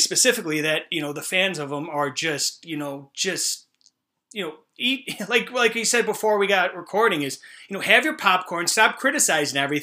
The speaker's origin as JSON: {"language": "English", "town": "Buffalo", "region": "New York", "country": "United States", "tie": "born or raised there", "moved": "yes", "lives_now": "Rochester, United States", "said": "I grew up outside of Buffalo, New York"}